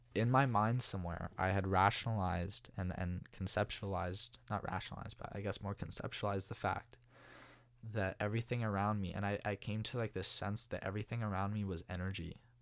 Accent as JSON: {"language": "English", "town": "Walnut Creek", "region": "California", "country": "United States", "tie": "born or raised there", "said": "I'm from Walnut Creek originally. Um, born and raised, went to De La Salle."}